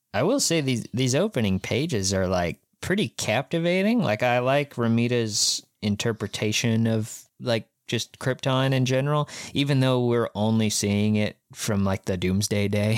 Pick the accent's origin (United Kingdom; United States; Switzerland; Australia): United States; Kansas; We are from Kansas